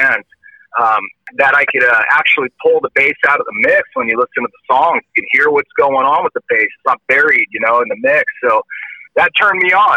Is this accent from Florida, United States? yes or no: no; San Jose, California, United States; I'm from San Jose, born and raised